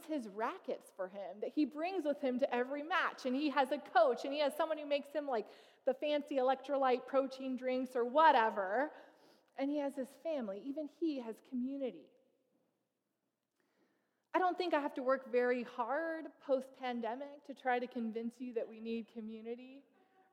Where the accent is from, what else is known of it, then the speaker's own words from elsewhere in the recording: Fresno, California, United States; moved away; also born or lived in Toronto; I was most recently pastoring outside a church outside of Toronto, but I'm originally from Fresno